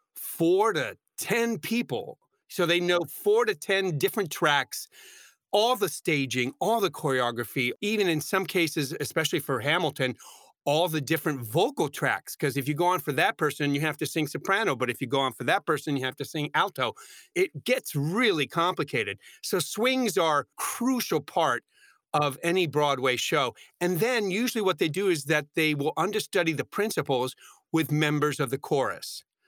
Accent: San Juan, Puerto Rico; now in New York, United States; I wanted to perform in Puerto Rico, my hometown, and my parents were elderly.

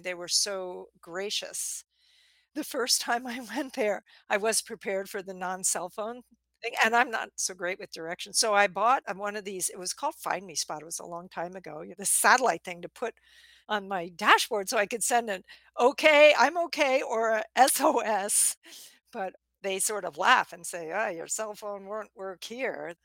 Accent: outside of New York, United States; I grew up outside of New York where if you stall at the green light, it's going to ram your bumper

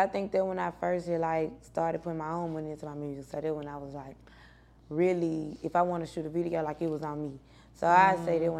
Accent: Memphis, Tennessee, United States; I grew up in Memphis

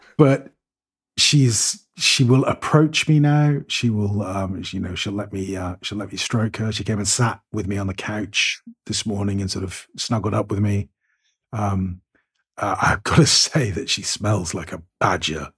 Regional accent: United Kingdom; now in Cyprus; I'm firmly British

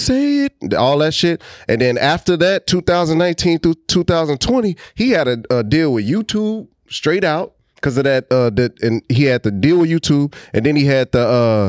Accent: Houston, Texas, United States; we are from Houston

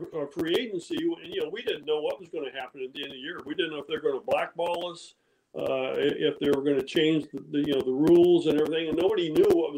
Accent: Modesto, California, United States; We grew up in outside of Modesto. I actually went to high school in Modesto, Downey High there.

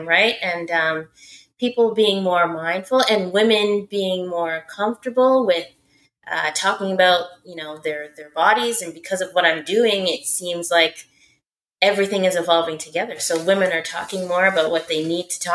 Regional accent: Canada; I'm Canadian.

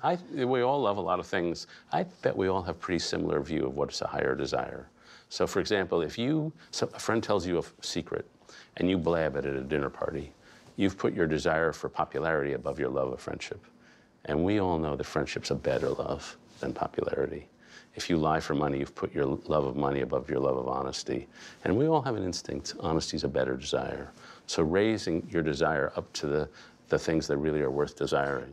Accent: New York City, New York, United States; I grew up in Greenwich Village in the, that period, so I was sort of surrounded by hippies

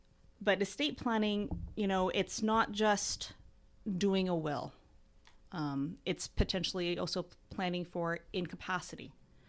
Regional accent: Bellevue, Washington, United States; So I grew up in Bellevue, Washington, went to undergrad at UW

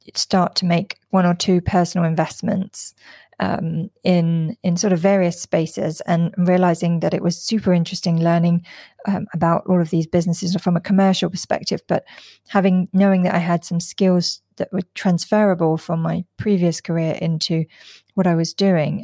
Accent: London, United Kingdom; moved away as an adult; now in Singapore; I'm originally from London and I live in Singapore in Southeast Asia.

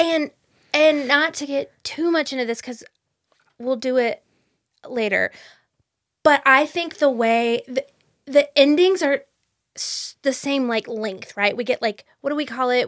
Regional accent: Fayetteville, North Carolina, United States; I grew up in Fayetteville

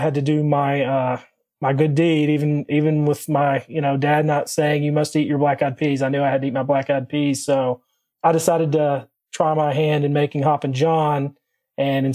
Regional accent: Corbin, Kentucky, United States; So I was born and raised in Southeastern Kentucky, really close to the Tennessee, Virginia, like tri-state area there, a small town called Corbin

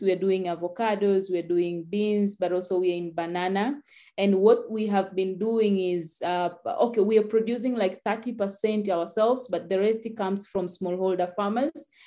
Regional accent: Tanzania; I'm from Tanzania, where agriculture is dominated by smallholder farmers

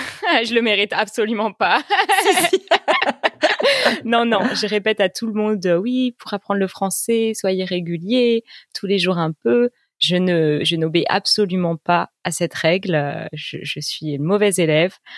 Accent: Bordeaux, Nouvelle-Aquitaine, France; moved away as an adult; now in Paris, France; je ne suis pas parisienne d'origine parce que j'ai grandi à Bordeaux, dans le sud-ouest de la France

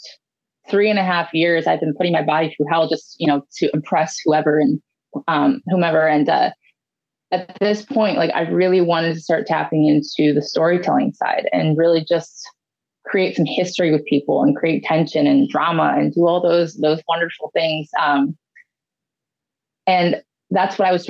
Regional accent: Ohio, United States; my home state of Ohio

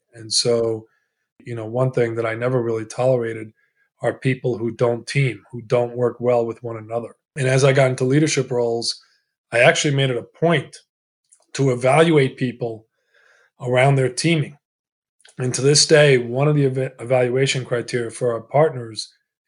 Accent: Glen Cove, New York, United States; first language Italian; English is a second language; also born or lived in Italy; We immigrated from Italy. We settled in a town on the north shore of Long Island in the New York area called Glen Cove. My first language was Italian, and I learned English in the schools, and I went to the Glen Cove public schools.

